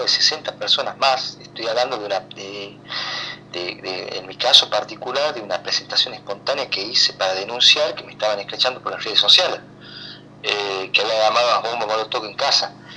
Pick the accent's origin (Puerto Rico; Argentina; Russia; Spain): Argentina; los argentinos